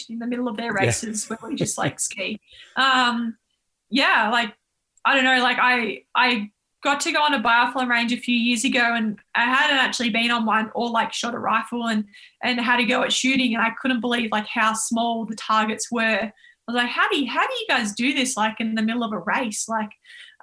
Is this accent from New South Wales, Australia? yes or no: no; Yarra Valley, Victoria, Australia; we grew up in the Yarra Valley and we're living on Melbourne High School school camp where my dad was running